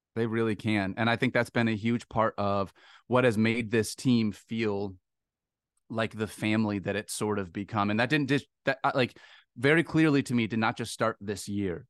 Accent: Midland, Michigan, United States; I grew up in Michigan, and so because of that, I grew up in a small town called Midland

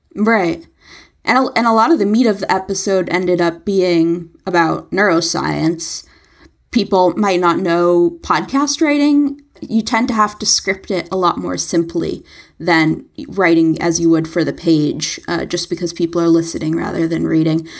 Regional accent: New York City, New York, United States; as a New Yorker

